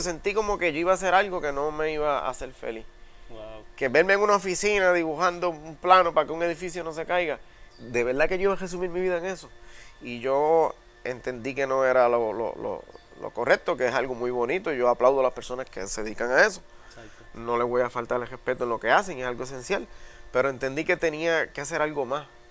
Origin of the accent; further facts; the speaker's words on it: San Sebastián, Puerto Rico; yo vengo del municipio de San Sebastián, que es un municipio agrícola, y para el tiempo que yo me crié cuando chamaquito, pues esa era la industria número uno allí y, yo me crié dentro de un cafetal